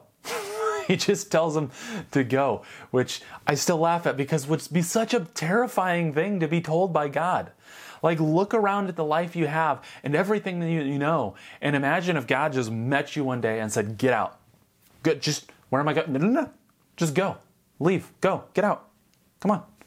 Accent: United States; If I'm not American, what am I?

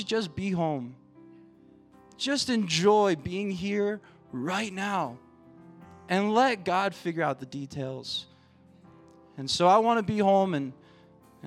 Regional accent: Virginia, United States; moved away as an adult; now in Colorado, United States; I'm from Virginia, and I had the opportunity to go home for about a month and a half.

